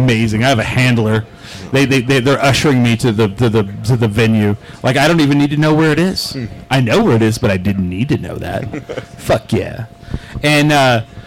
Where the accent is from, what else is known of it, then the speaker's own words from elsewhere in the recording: New Mexico, United States; We're from New Mexico